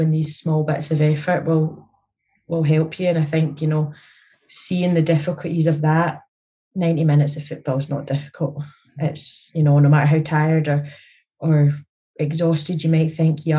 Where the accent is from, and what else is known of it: Scotland, United Kingdom; born or raised there